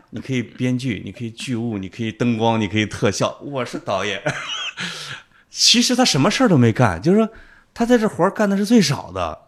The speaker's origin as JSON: {"language": "Chinese", "region": "Henan", "country": "China", "said": "我最多遇到的就是我跟各省的人在一起的时候，他们一定要对着我讲河南人的段子"}